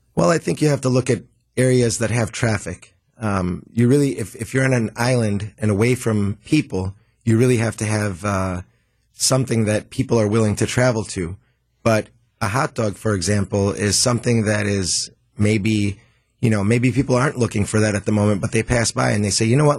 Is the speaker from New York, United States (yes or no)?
no; Milwaukee, Wisconsin, United States; born and raised in Milwaukee.